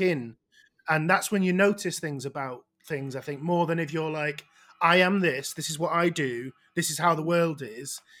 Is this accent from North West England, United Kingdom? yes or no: yes; outside Manchester, North West England, United Kingdom; I'm not even from Manchester